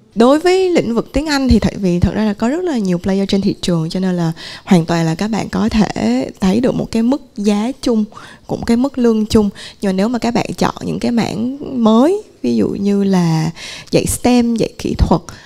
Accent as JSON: {"language": "Vietnamese", "country": "Vietnam", "said": "mình cũng người Việt Nam"}